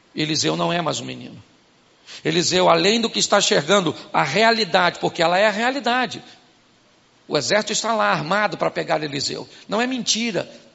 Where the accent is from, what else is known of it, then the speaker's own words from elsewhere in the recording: Carioca, Baixada Fluminense, Rio de Janeiro, Brazil; Eu sou carioca, baixada